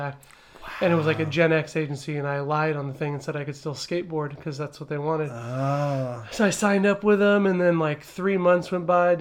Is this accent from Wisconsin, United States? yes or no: no; Downey, California, United States; also born or lived in Apple Valley, California; Originally from Downey, California, which is probably about 35 minutes down the road off the 5 freeway